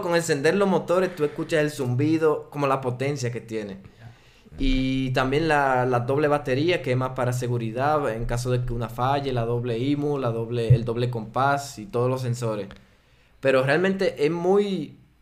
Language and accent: Spanish; Dominican Republic; accent: Dominican; first language Spanish; moved away as an adult; now in Switzerland; yo soy suizo, eh, nací en la República Dominicana, crecí allá y llevo seis años aquí en Suiza